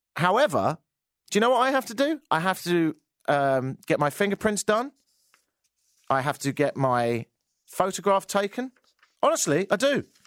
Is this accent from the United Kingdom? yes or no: yes; England, United Kingdom; now in Canada; I'm from England